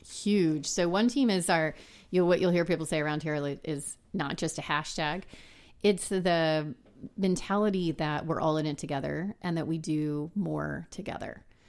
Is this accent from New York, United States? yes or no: no; San Antonio, Texas, United States; I'm from South Texas. Um, I grew up in San Antonio